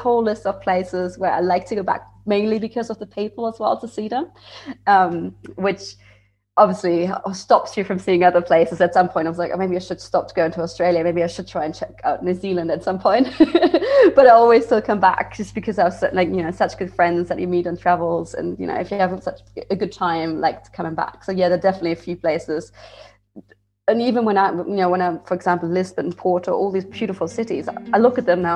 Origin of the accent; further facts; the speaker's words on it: Frankfurt, Hesse, Germany; moved away as an adult; also born or lived in Bavaria; I'm from Frankfurt originally, so I didn't even drink beer. But then I moved to Bavaria for studying